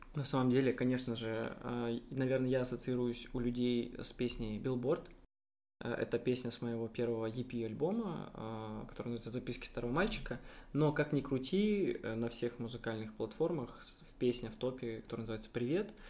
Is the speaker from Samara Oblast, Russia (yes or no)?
no; Omsk, Omsk Oblast, Russia; now in Saint Petersburg, Russia; я вообще, э, из Омска, из Омской области, я из Сибири